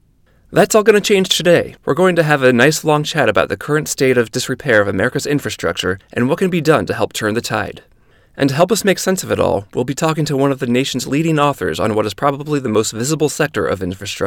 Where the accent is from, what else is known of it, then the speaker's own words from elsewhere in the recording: Midwest, United States; Growing up in the Midwest